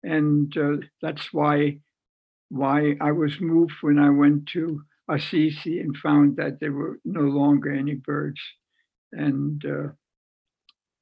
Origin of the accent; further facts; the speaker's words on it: Wertheim, Baden-Württemberg, Germany; moved away; our stable in my hometown of Wertheim